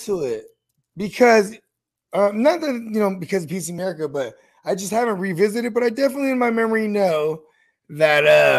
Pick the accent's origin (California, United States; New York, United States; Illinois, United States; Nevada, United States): California, United States; the Bay Area; born or raised there